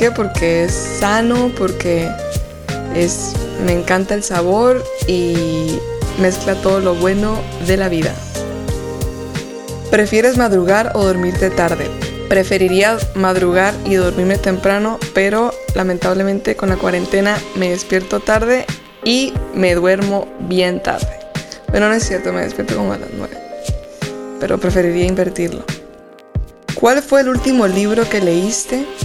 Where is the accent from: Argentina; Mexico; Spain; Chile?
Mexico; Tijuana, Baja California; also born or lived in United States; yo crecí en Estados Unidos y en Tijuana.